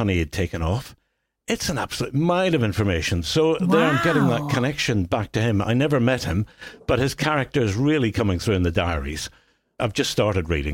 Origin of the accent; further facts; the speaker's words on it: Belfast, Northern Ireland, United Kingdom; now in Hampshire, United Kingdom; I was born in Belfast